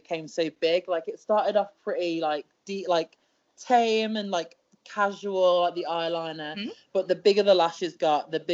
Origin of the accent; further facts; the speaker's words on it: United Kingdom; I am a British wrestler